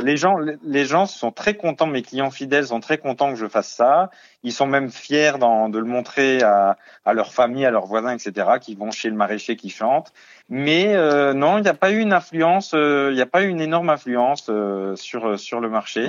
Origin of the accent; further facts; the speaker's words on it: Lorraine, Grand Est, France; moved away as an adult; j'en ai profité de retourner dans ma région natale avec ma compagne